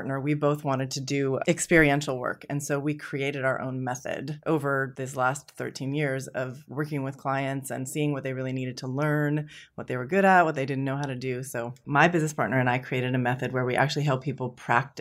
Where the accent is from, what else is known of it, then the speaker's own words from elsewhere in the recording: San Francisco, California, United States; I was born in San Francisco to hippie parents